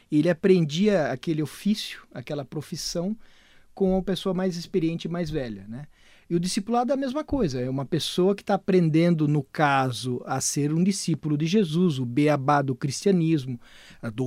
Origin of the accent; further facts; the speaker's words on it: Brazil; eu nasci no Brasil